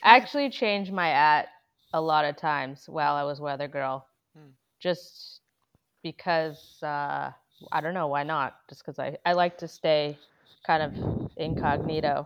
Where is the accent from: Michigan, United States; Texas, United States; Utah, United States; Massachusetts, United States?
Massachusetts, United States; my hometown where I grew up in Massachusetts